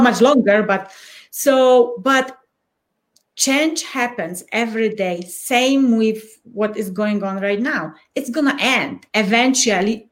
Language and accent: English; Poland; first language Polish; English is a second language; moved away as an adult; now in Colorado Springs, United States; I'm from Poland and I was born in tough times.